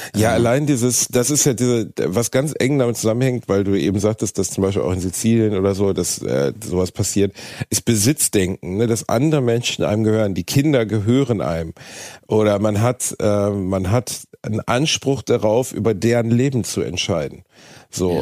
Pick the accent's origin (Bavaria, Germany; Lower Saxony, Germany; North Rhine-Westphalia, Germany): North Rhine-Westphalia, Germany; Gelsenkirchen; moved away as an adult; also born or lived in Osnabrück; in Gelsenkirchen gewesen, meiner Heimatstadt